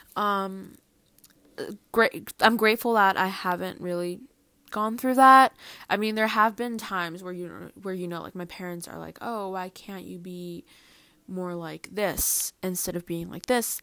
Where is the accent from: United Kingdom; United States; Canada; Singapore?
United States; New Jersey; first language Spanish; English is a second language; also born or lived in The Bronx, New York; I was born in New York, the Bronx, and I moved to New Jersey when I was, like, three years old